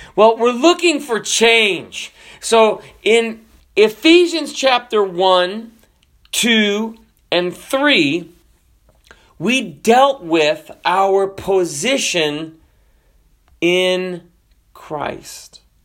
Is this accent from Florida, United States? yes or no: yes; Florida, United States; also born or lived in Washington State; I'm from Florida